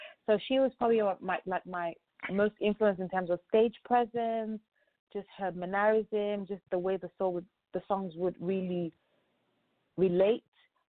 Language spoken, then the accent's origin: English; Lagos, Nigeria; also born or lived in Ogun State; So I'm from Ogun State. It's but my parents live, and I was born in Lagos.